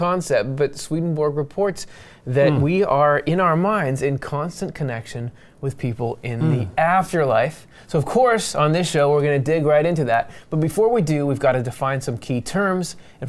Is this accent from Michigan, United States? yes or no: yes; Southeast Michigan, United States; moved away as an adult; also born or lived in Southeast Pennsylvania; now in Pennsylvania, United States; I was born in Southeast Michigan and lived in three different locations in that area over the course of my childhood. As an adult, I moved over and settled in Southeast Pennsylvania.